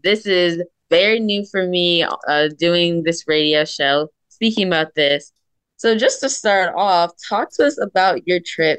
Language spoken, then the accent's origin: English; Delaware, United States; from Delaware, and you are listening to Kiss First Coming Attractions.